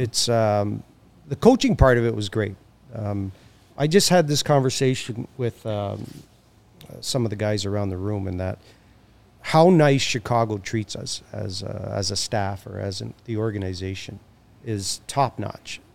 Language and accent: English; Hamilton, Ontario, Canada; I'm from Hamilton, which is just down the street.